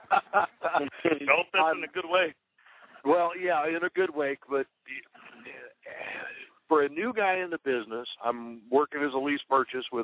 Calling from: Belvidere, Illinois, United States; Uh, I am in Belvidere, Illinois, sitting on a load, getting ready to go to Utah and Wyoming, two stopper.

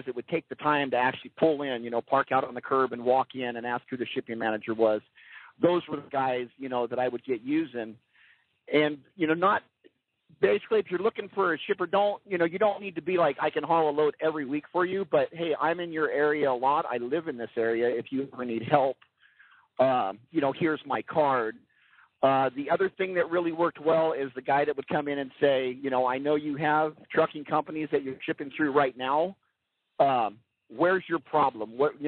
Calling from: California, United States; I'm cruising through the California desert right now.

